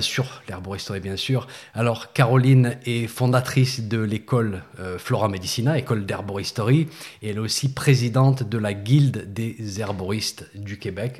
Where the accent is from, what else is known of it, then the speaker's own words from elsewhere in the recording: France; chez nous en France